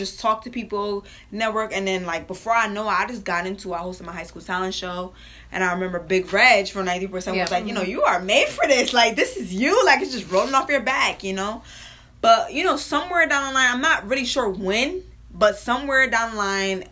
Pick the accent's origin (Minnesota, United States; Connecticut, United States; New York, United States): Connecticut, United States; New Britain; I'm from New Britain, Hartford area.